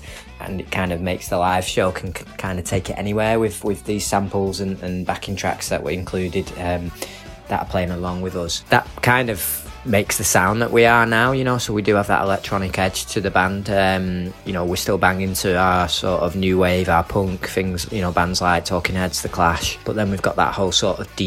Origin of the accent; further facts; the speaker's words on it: Manchester, North West England, United Kingdom; We're a band from Manchester.